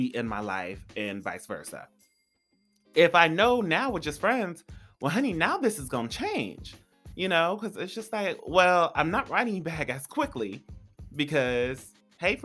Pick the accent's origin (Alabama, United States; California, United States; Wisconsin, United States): California, United States; now in Los Angeles, United States; I'm from California. So I come to LA all the time. I used to live an hour and a half.